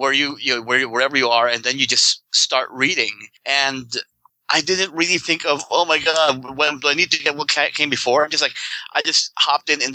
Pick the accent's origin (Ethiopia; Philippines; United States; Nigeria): Philippines; moved away; I grew up in the Philippines